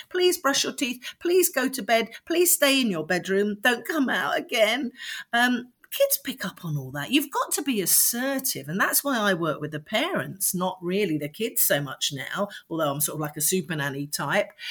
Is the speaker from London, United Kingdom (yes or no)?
yes; London, United Kingdom; I was born in London and grew up in Streatham